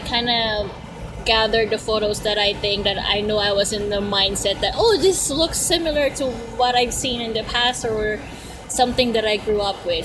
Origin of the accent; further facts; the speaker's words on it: Philippines; now in Canada; I grew up in the Philippines before moving to Canada